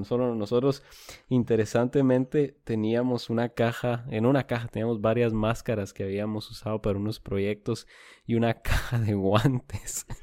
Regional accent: Guatemala; now in San Antonio, United States; yo nacido y crecido en Guatemala

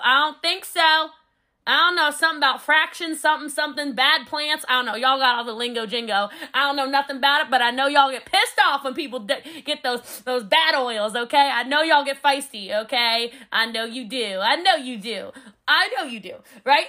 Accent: Texas, United States; I'm a Texan

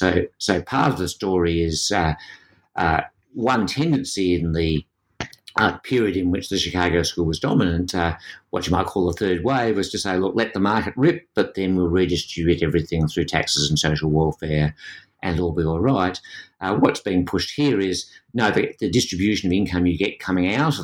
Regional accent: Australia; But in this context, being an Australian gives you a different perspective.

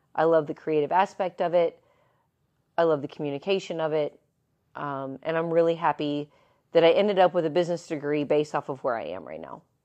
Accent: Evansville, Indiana, United States; moved away as an adult; also born or lived in Lakeland, Florida; in the grand city of Evansville, Indiana. Don't be jealous. That is where I was born and raised.

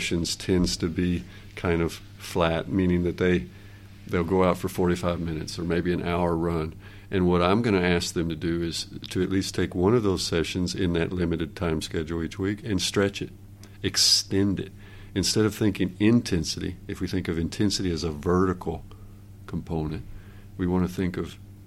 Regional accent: United States; moved away as an adult; now in Norway; I'm an American by birth and training, and then I moved to Norway 23 years ago

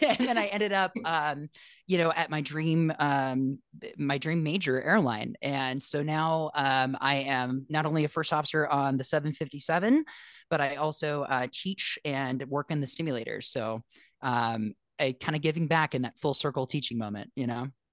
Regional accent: Los Angeles, California, United States; I grew up in Los Angeles

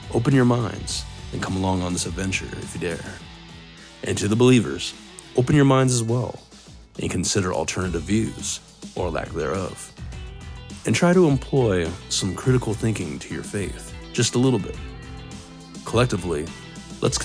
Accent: Arizona, United States; my home state

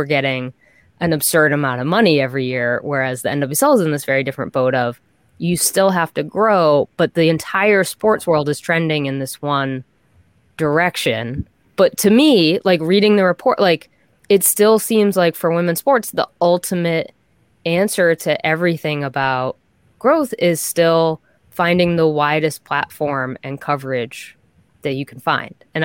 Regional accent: Boston, Massachusetts, United States; I'm from Boston

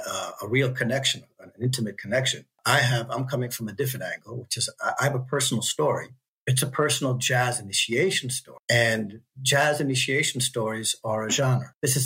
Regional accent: Washington, District of Columbia, United States; as a young 16-year-old man growing up in Washington, D.C.

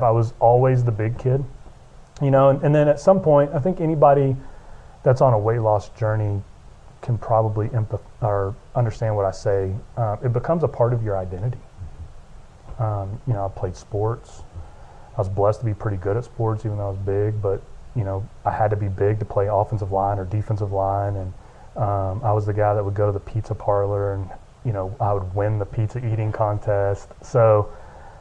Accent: Lubbock, Texas, United States; also born or lived in Dallas, Texas; born and raised in Lubbock, Texas, went to Texas Tech University

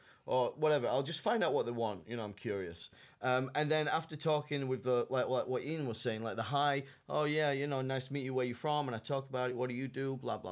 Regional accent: United Kingdom; moved away as an adult; now in China

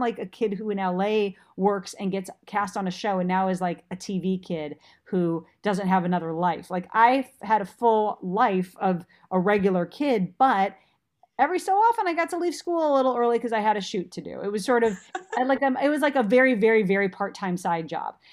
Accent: Minnesota, United States; moved away; I was working from Minnesota.

